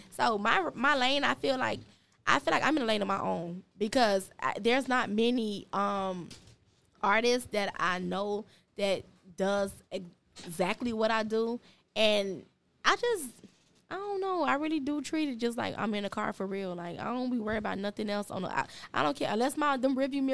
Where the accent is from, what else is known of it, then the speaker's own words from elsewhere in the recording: Opa-locka, Florida, United States; also born or lived in Pork & Beans projects, Miami; I was born and raised in Opa-locka.